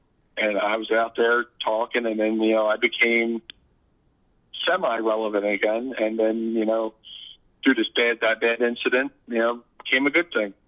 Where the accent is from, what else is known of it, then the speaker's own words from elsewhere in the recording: Philadelphia, Pennsylvania, United States; I was born in Philadelphia, partially raised in Philadelphia.